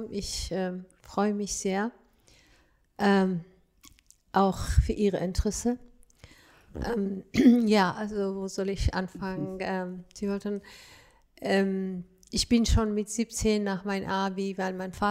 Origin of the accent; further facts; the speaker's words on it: Afghanistan; ich als Afghanin mit der kürzesten Mini